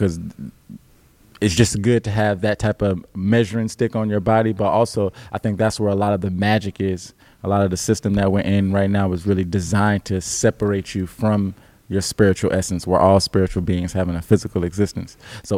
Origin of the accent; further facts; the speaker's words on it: Alabama, United States; I have other family that's back home in the South in Alabama. So I came from Alabama up here after moving around the world because my parents were in the military.